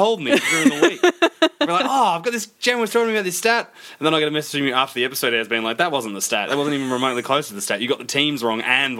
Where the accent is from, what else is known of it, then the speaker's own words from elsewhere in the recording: Geelong, Victoria, Australia; I'm from Geelong.